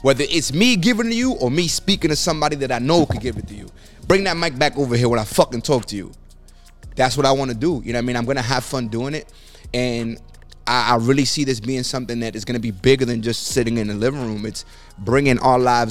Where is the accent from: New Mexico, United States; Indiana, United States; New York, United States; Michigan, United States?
New York, United States; New York City; I come from the Bronx